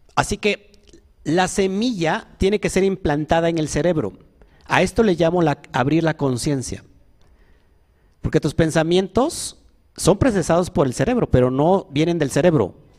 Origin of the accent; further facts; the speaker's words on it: Orizaba, Veracruz, Mexico; yo nací en Orizaba. Sí, nací en Orizaba. Creo que todos aquí somos orizabeños, ¿no?